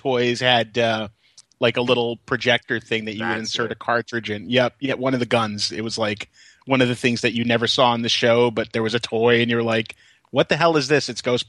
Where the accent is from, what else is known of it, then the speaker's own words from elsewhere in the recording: Brooklyn, New York, United States; there was a video rental store next to Kings Plaza in Georgetown, where I grew up in Brooklyn.